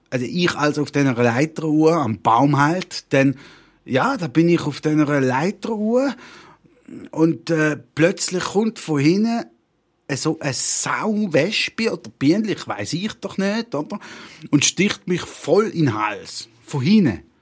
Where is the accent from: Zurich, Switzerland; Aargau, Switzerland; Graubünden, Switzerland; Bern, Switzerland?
Bern, Switzerland; Toffen; born there; Ich bin Schweizer und muss ausgeschaffen werden. Eigentlich. Hä? Wie, wie was jetzt? Ja, eben. Habe ich, habe ich doch vorne schon gesagt, ich bin in Toffen geboren. Toffen, Gürbenteil, verstehst du?